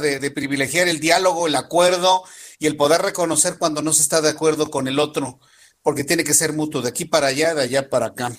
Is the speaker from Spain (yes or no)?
no; Mexico; a nosotros como, como mexicanos